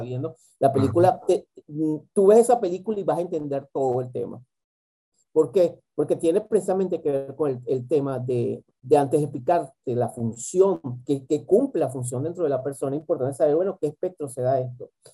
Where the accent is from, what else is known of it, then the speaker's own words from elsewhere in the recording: Venezuela; moved away; mi país de origen, que es Venezuela